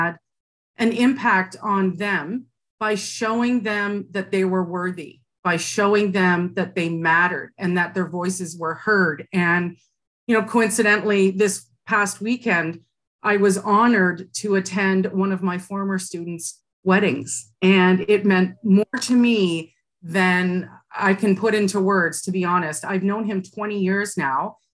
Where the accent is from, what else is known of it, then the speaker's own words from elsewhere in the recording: Burlington, Ontario, Canada; I grew up in Burlington, Ontario, and I'm adopted